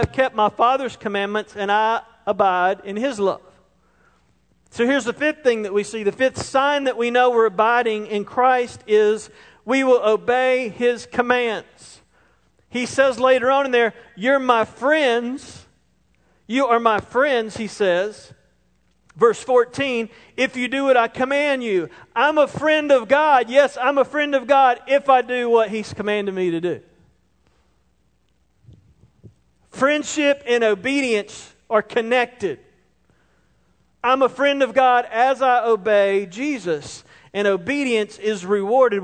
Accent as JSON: {"language": "English", "town": "Roebuck", "region": "South Carolina", "country": "United States", "tie": "born or raised there", "said": "I grew up in Roebuck"}